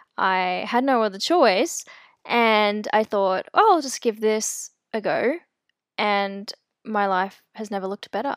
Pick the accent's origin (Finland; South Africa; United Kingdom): South Africa; I'm actually South African. I was born there.